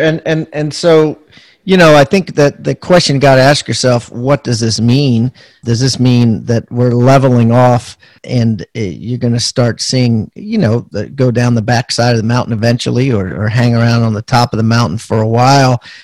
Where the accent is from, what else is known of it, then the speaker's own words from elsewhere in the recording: Maryland, United States; out of Maryland, actually, my hometown